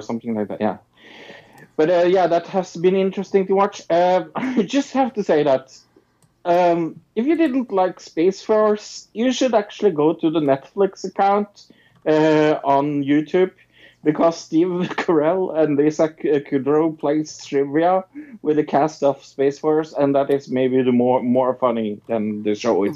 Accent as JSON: {"language": "English", "country": "Norway", "said": "I'm from Norway"}